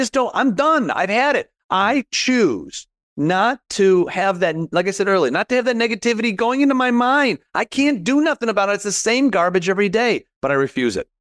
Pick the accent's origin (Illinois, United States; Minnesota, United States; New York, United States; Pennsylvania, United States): Illinois, United States; Chicago; I'm from Chicago